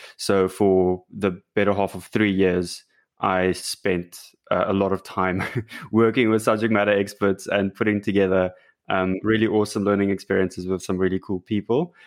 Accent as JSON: {"language": "English", "country": "South Africa", "said": "I'm, I'm from South Africa"}